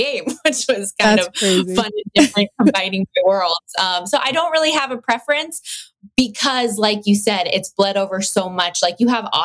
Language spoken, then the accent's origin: English; Las Vegas, Nevada, United States; born or raised there